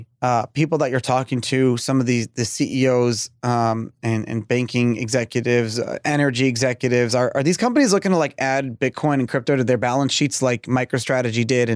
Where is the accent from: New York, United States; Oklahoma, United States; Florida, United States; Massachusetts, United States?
New York, United States; It's the French that I grew up hearing, because I grew up in New York.